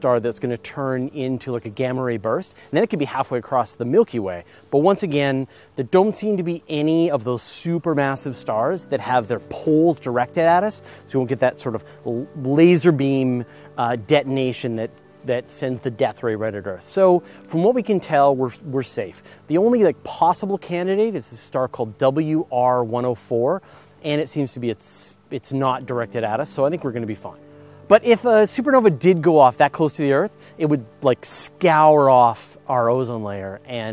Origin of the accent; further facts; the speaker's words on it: Canada; I'm Canadian. And I was raised in the metric system